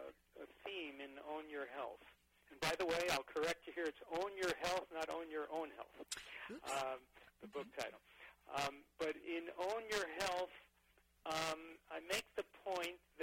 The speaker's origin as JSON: {"language": "English", "area": "Long Island", "region": "New York", "country": "United States", "tie": "born or raised there", "said": "I grew up middle class on Long Island"}